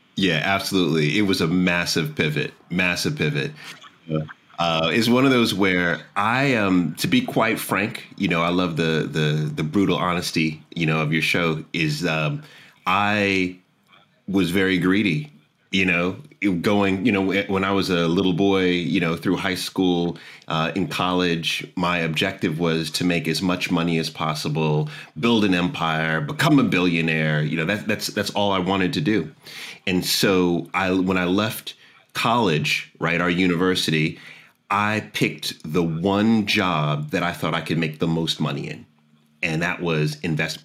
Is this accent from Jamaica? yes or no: yes; Jamaica; now in Washington D.C., United States; I'm Jamaican